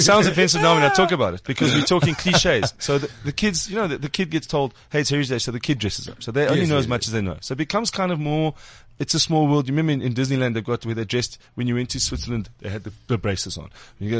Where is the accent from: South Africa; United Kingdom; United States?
South Africa; We're South African.